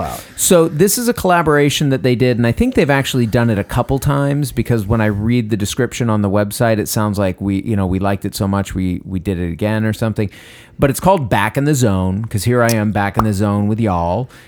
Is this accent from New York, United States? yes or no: no; Westbrook, Maine, United States; moved away; my hometown of Westbrook, Maine